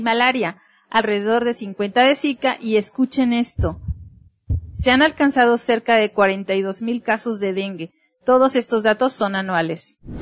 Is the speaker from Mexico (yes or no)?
yes; Mexico